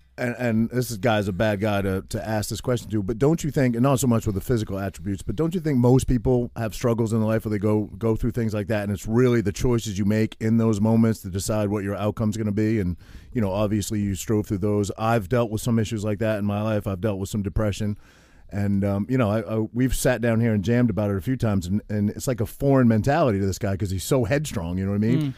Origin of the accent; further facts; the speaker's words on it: New Jersey, United States; I'm from Jersey.